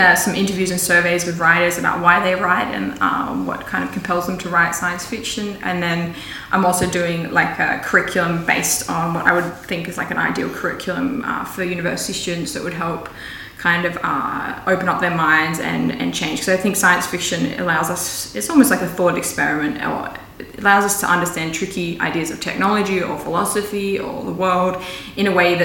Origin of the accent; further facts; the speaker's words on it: Ballina, New South Wales, Australia; also born or lived in Lismore / Byron Bay / Sydney; I was born in Lismore in a teepee